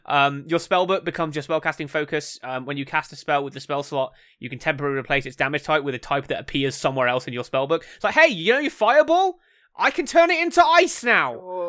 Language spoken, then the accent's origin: English; England, United Kingdom; I'm English.